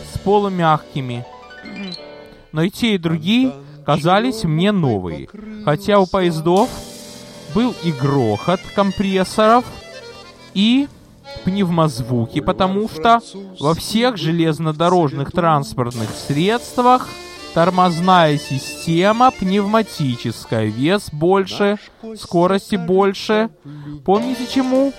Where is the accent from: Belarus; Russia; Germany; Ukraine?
Ukraine; Odesa, Odesa Oblast; родился и вырос в Одессе на Молдаванке